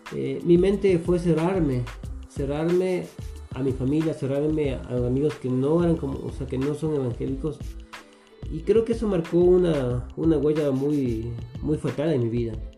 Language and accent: Spanish; Quito, Pichincha, Ecuador; soy quiteño, eh, nací, nací aquí en Quito